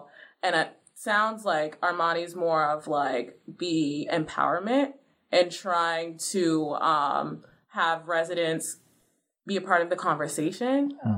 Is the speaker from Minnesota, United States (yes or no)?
no; Brockton, Massachusetts, United States; I'm from Brockton. Brockton is a majority minority city, mostly Cape Verdean, Haitian immigrants. It has one of the largest immigrant populations within Massachusetts.